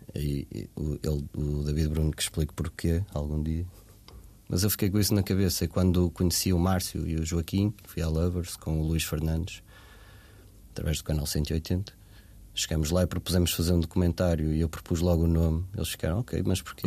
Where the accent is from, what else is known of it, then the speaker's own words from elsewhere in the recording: Portugal; passei a minha infância em Varzedouro, numa aldeia